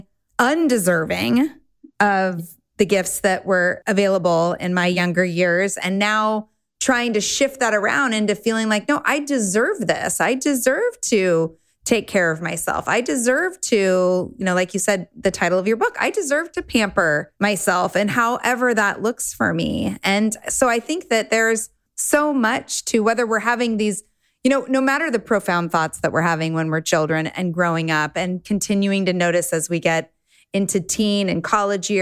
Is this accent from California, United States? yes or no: yes; Southern California, United States; I grew up in Southern California with a lot of privilege.